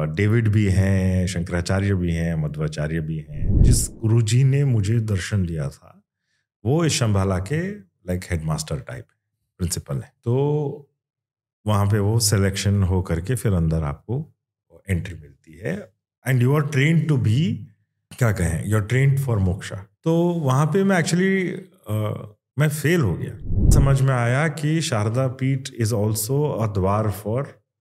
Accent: Kannada, Karnataka, India; accent: Kannada influence; first language Kannada; Hindi is a second language; but ये Kannada influence है मेरी मदर टंग में

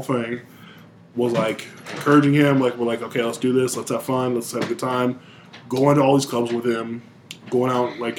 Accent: Michigan, United States; moved away; I'm from Michigan

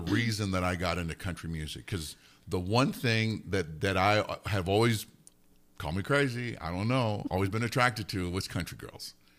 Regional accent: Alamogordo, New Mexico, United States; also born or lived in Nuremberg, Germany; originally I'm from Alamogordo. That's where I grew up

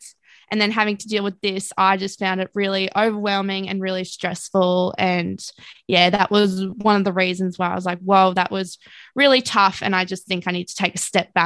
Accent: Ipswich, Queensland, Australia; I grew up in Ipswich

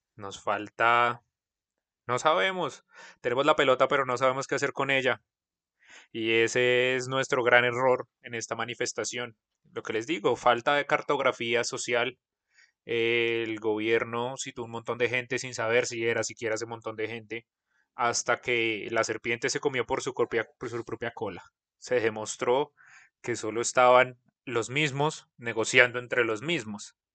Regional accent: Colombia; nuestras diferencias como colombianos

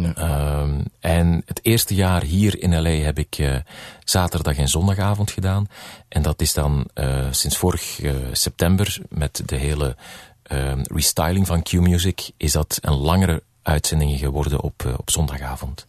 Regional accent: Belgium; moved away as an adult; now in United States; als Belg

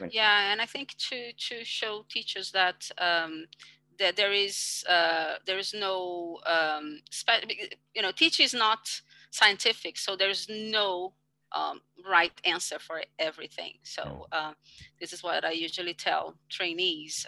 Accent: Brazil; English is a second language; I come from Brazil

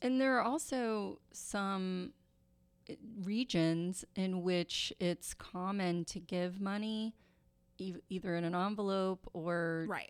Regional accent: Kentucky, United States; I am from Kentucky

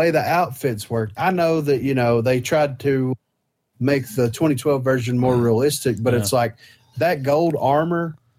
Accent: the South, United States; we're from the South.

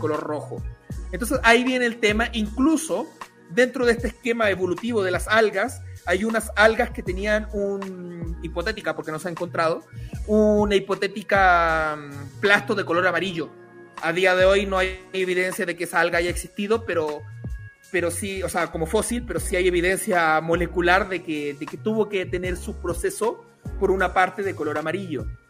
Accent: Chile; now in Mexico; en Chile sí, porque comemos urocordados

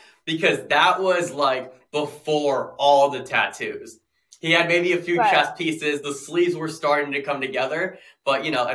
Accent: Cleveland, Ohio, United States; I grew up in Cleveland.

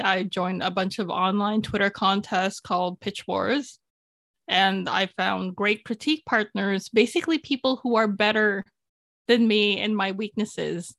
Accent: Toronto, Ontario, Canada; English is a second language; also born or lived in Philippines; Toronto, my hometown.

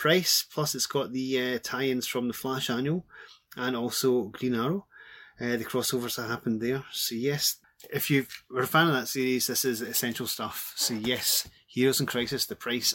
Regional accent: Glasgow, Scotland, United Kingdom; As you can probably tell from my voice, I'm from Glasgow.

